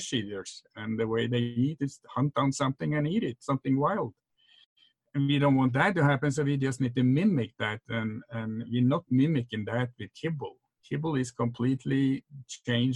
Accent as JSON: {"language": "English", "country": "Norway", "moved": "yes", "said": "I remember my parents back in Norway. I'm from Norway, that's when you have that accent"}